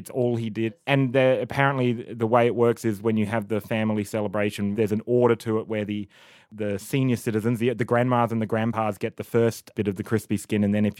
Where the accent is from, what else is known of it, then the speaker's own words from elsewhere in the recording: Australia; And we're from Australia. This is in Australia, it's all about simplicity.